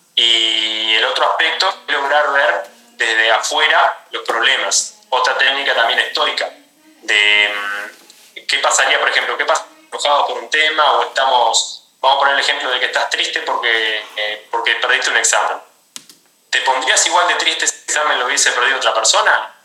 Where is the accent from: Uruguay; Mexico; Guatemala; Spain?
Uruguay; yo soy de Uruguay, soy entrenador personal